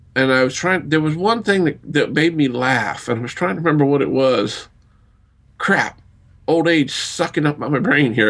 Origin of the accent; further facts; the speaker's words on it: the South, United States; I grew up in the South, and we have something we term yardbird